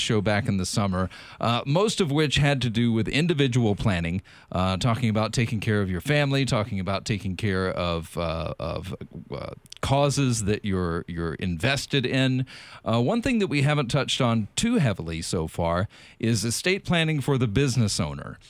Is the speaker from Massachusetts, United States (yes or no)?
no; South Carolina, United States; moved away; I'm from South Carolina